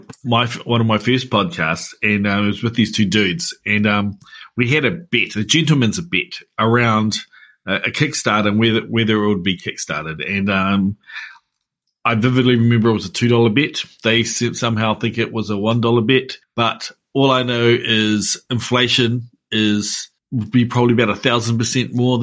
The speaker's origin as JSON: {"language": "English", "town": "Hamilton", "region": "Waikato", "country": "New Zealand", "said": "I'm from the Tron."}